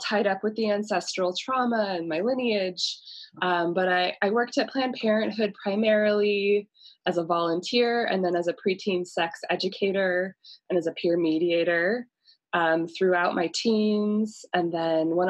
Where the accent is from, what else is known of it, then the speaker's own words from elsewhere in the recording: Boise, Idaho, United States; Boise, Idaho. So this is my hometown.